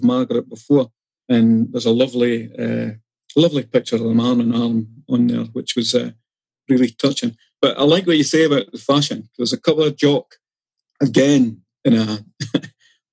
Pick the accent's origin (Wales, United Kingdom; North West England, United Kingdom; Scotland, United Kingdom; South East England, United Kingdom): Scotland, United Kingdom; Dundee; I grew up in Dundee